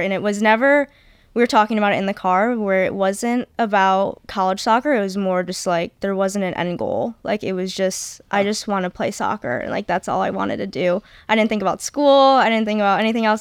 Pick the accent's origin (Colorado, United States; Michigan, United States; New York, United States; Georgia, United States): Michigan, United States; Macomb; also born or lived in Texas; my hometown is near Justina. I'm from Macomb, Michigan